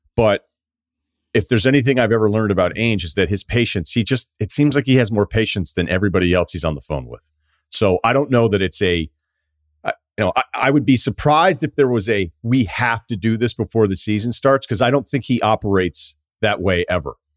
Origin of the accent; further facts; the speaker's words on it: New England, United States; I'm from New England